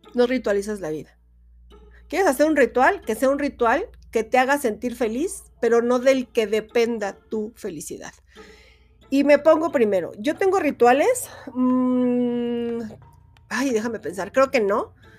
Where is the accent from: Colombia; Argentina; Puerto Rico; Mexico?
Mexico; es lo que más conocemos como mexicanos